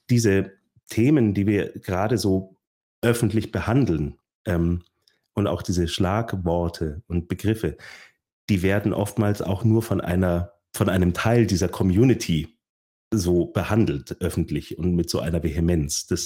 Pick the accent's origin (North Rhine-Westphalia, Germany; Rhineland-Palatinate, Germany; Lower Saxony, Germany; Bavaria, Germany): Bavaria, Germany; Natürlich, und dann sage ich, ich komme aus, äh, aus der Nähe von München.